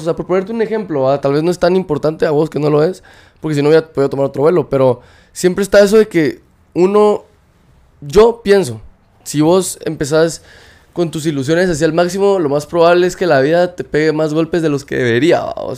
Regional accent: Guatemala; moved away; somos de Guatemala

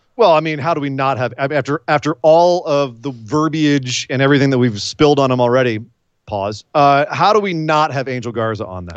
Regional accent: California, United States; I'm from California

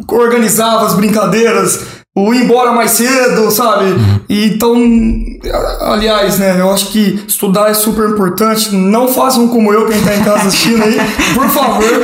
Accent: São João Batista do Glória, Minas Gerais, Brazil; now in Ribeirão Preto, Brazil; eu sou mineiro. Eu venho de uma cidade pequena de 3 mil habitantes, hum. São João Batista do Glória, vale a pena tá conhecer, cidade das cachoeiras, muito afamada aí.

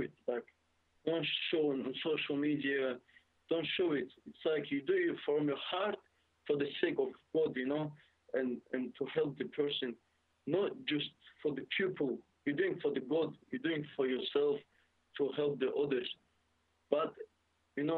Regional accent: Dagestan, Russia; English is a second language; now in United Kingdom; I'm from Dagestan, you know, and I know Dagestan is very small

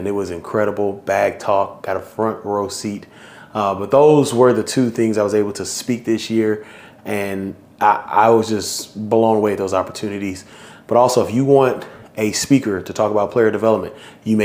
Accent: Houston, Texas, United States; my hometown, Houston, Texas.

